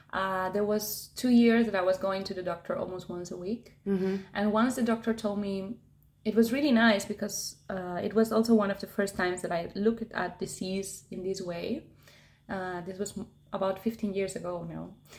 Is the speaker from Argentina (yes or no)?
yes; Argentina; now in Tenerife, Spain; I'm originally from Argentina. I've been living in Tenerife now for about six years